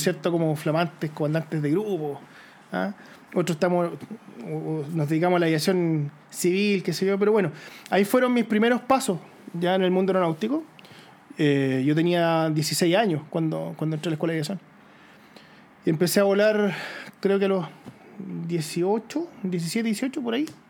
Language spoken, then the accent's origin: Spanish; near Curacaví, Santiago Metropolitan Region, Chile; yo crecí eh, cerca de Curacaví, al interior, ¿cierto? Campo